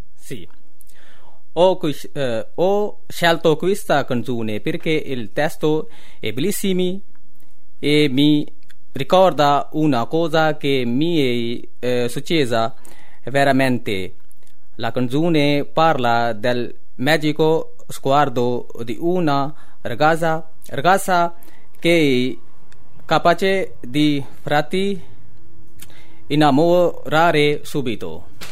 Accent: Pakistan; Italian is a second language; now in Italy; anche io vengo dal Pakistan e abito a Roccombolaccio con tutti gli altri

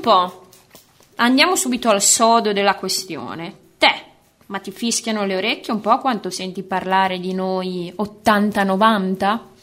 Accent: Bologna, Emilia-Romagna, Italy; bolognese doc dell'Ariete, per la precisione bolognese quartiere Mazzini

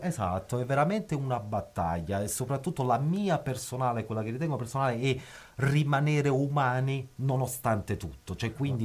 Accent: Naples, Campania, Italy; now in Bologna, Italy; come napoletano

